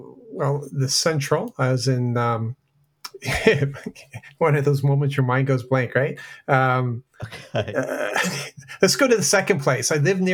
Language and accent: English; the Maritimes, Canada; also born or lived in Belgium; now in Quebec, Canada; I live in the French-Canadian part of the country, but I'm actually from the East Coast, so I'm a Maritimer.